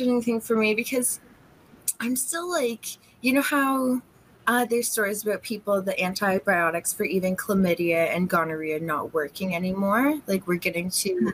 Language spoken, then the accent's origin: English; Canada; Like I'm Canadian, so I flip around from Vancouver to Toronto a lot